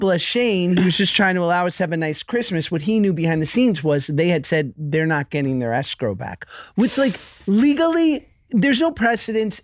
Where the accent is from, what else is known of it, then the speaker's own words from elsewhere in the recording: New York, United States; now in Los Angeles, United States; I'm from New York, but I live in L A now.